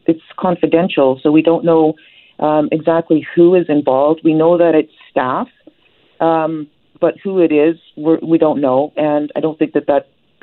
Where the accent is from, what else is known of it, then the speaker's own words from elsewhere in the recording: Ktunaxa Nation, British Columbia, Canada; we've got here in British Columbia, there's 204 First Nations, and each one is different. For example, I'm from the Tanakh Nation, and we have a language that is an isolate